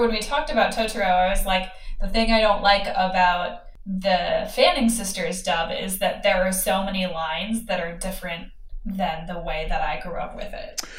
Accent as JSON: {"language": "English", "country": "United States", "said": "as an American"}